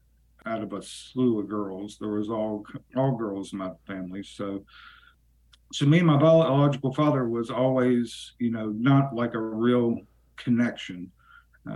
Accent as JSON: {"language": "English", "town": "Yukon", "region": "West Virginia", "country": "United States", "tie": "born or raised there", "also_born_or_lived": "Bluefield, West Virginia", "said": "I grew up in southern West Virginia. I grew up in a little town called Yukon."}